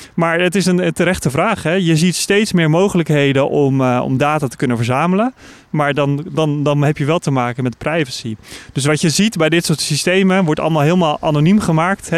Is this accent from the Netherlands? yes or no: yes; Netherlands